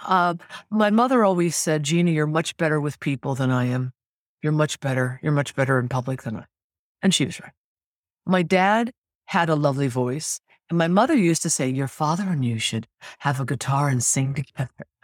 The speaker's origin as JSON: {"language": "English", "town": "Sacramento", "region": "California", "country": "United States", "tie": "born or raised there", "also_born_or_lived": "New York / Los Angeles", "lives_now": "San Francisco, United States", "said": "I was born in Sacramento, California"}